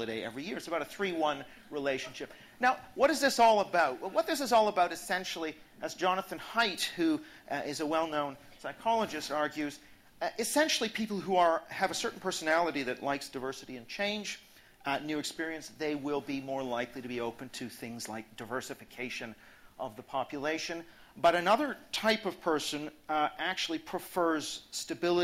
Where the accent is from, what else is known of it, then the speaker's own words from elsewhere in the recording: Canada; I am Canadian